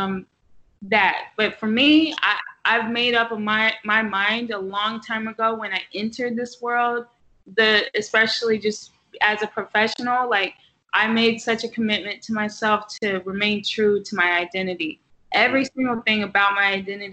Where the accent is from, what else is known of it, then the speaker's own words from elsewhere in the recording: the South, United States; also born or lived in Texas; now in New York, United States; I'm from the South